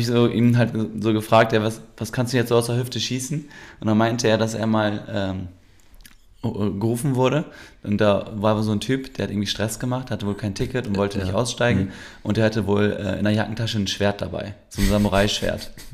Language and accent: German; Germany; ich bin ja Türke, der in Deutschland aber auch geboren ist und mm. ich bin ja schon immer hier